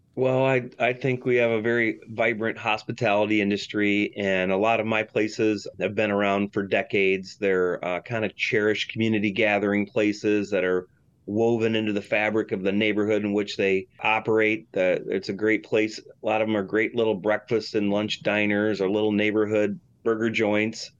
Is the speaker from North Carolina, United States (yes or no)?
no; Michigan, United States; I'm from Michigan